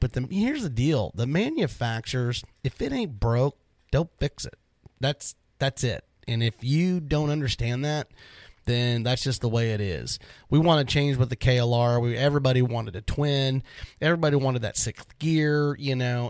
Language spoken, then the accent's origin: English; Florida, United States; now in Dallas-Fort Worth, United States; I grew up in Florida